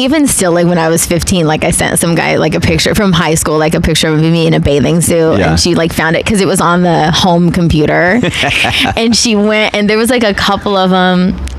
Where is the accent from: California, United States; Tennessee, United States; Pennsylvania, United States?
California, United States; Riverside; In Riverside, California.